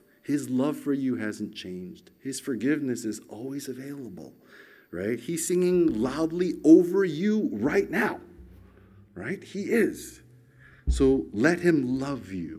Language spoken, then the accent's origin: English; United States; moved away as an adult; now in Australia; when I was 18 years old, growing up in America.